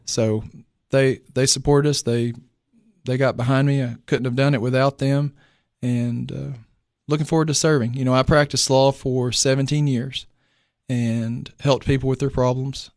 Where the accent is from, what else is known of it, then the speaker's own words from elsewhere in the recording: Clay County, Tennessee, United States; I'm actually from Clay County